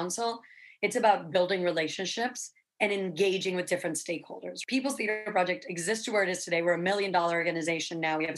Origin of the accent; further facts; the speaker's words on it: Santo Domingo, Distrito Nacional, Dominican Republic; moved away as an adult; now in New York, United States; I was born and raised in Dominican Republic in Santo Domingo, and I came to New York on a scholarship to study theater and literature